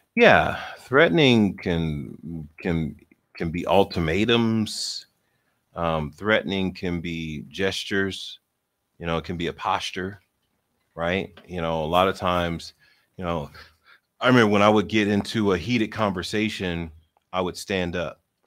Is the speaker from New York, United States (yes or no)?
no; Philadelphia, Pennsylvania, United States; I'm from Philly, and so everybody in Philly talks with their hands